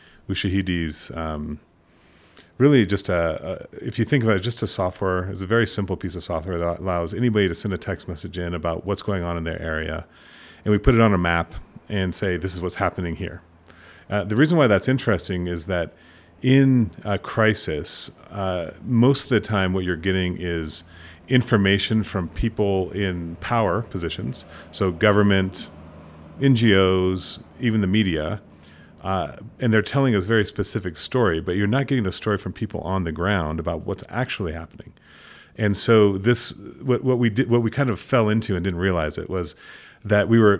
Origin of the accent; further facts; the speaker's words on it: Sudan; also born or lived in Kenya; I don't always talk about my background with people, but I grew up in Sudan and Kenya. My parents were linguists, but missionary linguists, so they were doing a Bible translation.